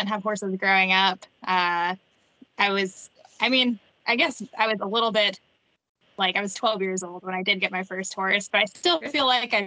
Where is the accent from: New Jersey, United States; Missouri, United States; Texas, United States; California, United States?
Texas, United States; San Antonio; I grew up in San Antonio